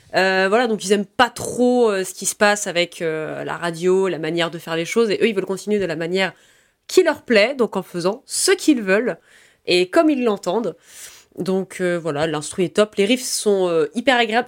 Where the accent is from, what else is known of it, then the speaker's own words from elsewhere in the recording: France; on est français révolutionnaire en tout cas par ici